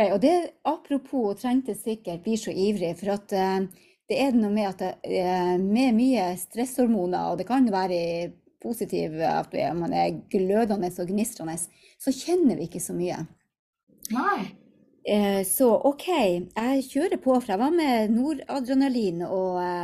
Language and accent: Norwegian; Hammerfest, Finnmark, Norway; moved away; also born or lived in Tromsø; hjemme i Hammerfest, bodde i Tromsø